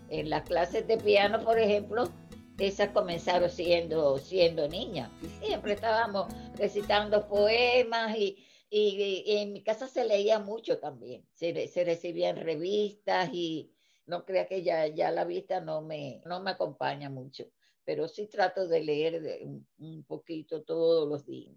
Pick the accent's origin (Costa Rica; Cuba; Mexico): Cuba; moved away as an adult; now in United States; cuando yo salí de Cuba